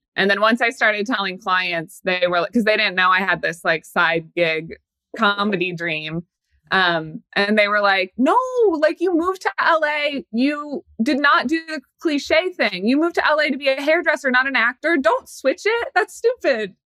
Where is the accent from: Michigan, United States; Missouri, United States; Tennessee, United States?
Missouri, United States; Kansas City; now in New York, United States; I am from Kansas City.